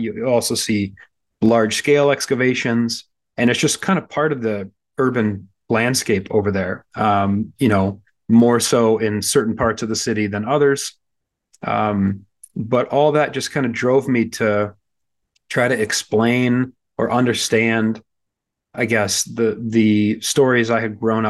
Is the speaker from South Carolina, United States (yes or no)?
no; Michigan, United States; moved away as an adult; also born or lived in Chicago, United States / Jerusalem, Israel; I hail from the American Midwest. I grew up in Michigan and then by way of Chicago, ended up studying in Jerusalem